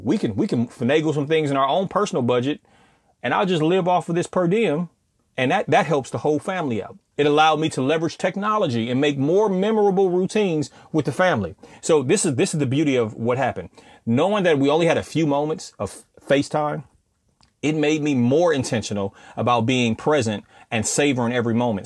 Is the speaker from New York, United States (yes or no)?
no; California, United States; now in Southern United States, United States; I come from Cali, and I'm living down south